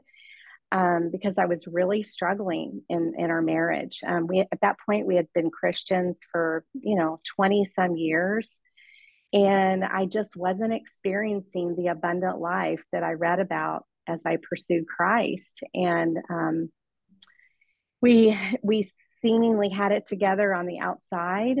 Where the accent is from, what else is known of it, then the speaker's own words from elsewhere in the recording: Kansas City, Missouri, United States; moved away as an adult; now in Washington State, United States; we moved here from Kansas City, Missouri, where both my husband and I grew up all of our lives